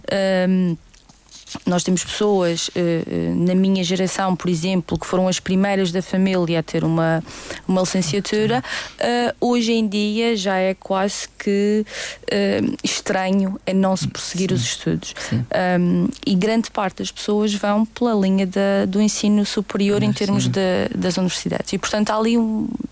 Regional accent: Madeira, Portugal; nós somos uma uma ilha pequenina e que não há nada aqui

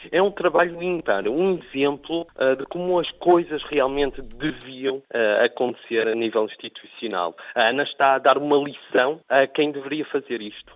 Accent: Portugal; now in France; música portuguesa. né? de onde eu sou, ahm, onde nasci

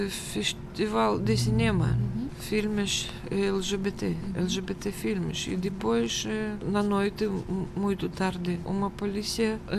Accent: Moscow, Russia; Portuguese is a second language; moved away as an adult; now in Portugal; Eh, nasci em Moscou eh, no dia 15 de abril de eh, 1900. 62.

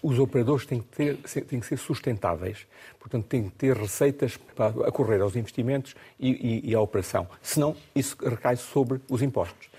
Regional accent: Mozambique; born or raised there; now in Portugal

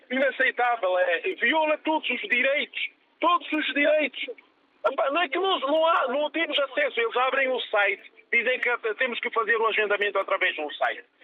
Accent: Guinea-Bissau; now in Lisbon, Portugal; na Guiné, que é o meu país de origem.

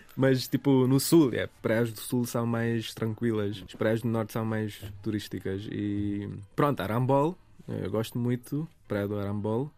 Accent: Goa, India; Portuguese is a second language; moved away as an adult; now in Portugal; eu sou de Goa

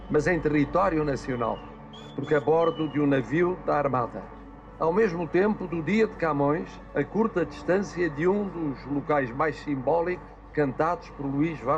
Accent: South Africa; born there; Tenho muito orgulho de ser português, é uma coisa muito grande para mim. Nasci na África do Sul, mas o coração é em Portugal.

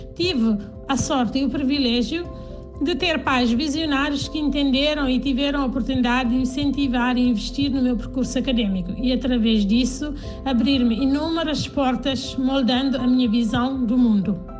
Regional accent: Canchungo, Cacheu, Guinea-Bissau; nasci em Canchungo, na Guiné-Bissau

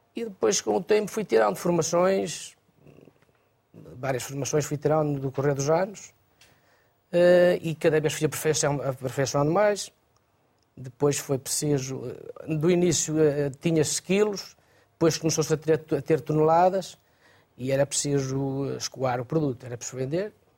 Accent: Arouca, Aveiro District, Portugal; eu sou da região da Arouca

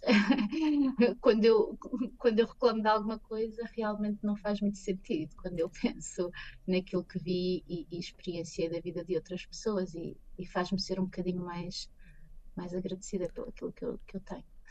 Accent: Pombal, Centro, Portugal; moved away as an adult; now in Chicago, United States; eu sou de Pombal

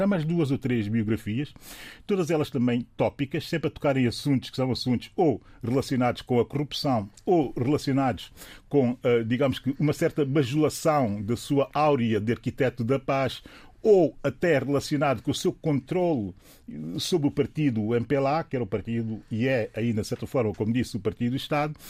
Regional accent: São Tomé & Príncipe; eu, que sou São Tomense

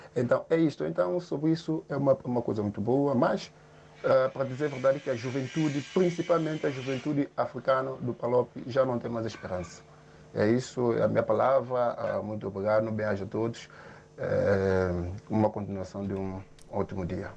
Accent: São Tomé, São Tomé & Príncipe; now in Portugal; sou de São Tomé

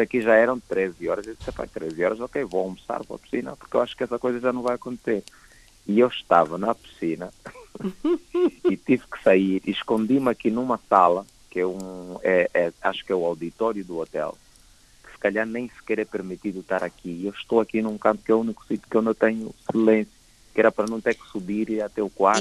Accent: Angola; eu sou angolano

